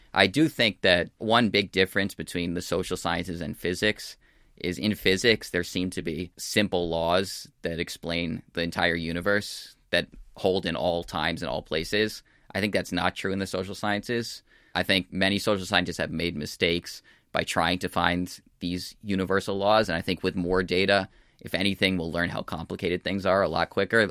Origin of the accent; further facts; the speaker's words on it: United States; also born or lived in California / New York; I'm from the United States